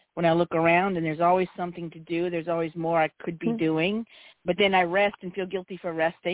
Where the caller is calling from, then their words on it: New Orleans, Louisiana, United States; I'm calling from New Orleans.